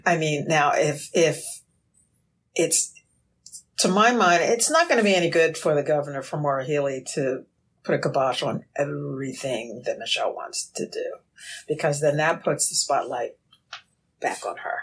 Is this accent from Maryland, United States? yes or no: no; Philadelphia, Pennsylvania, United States; growing up in Philadelphia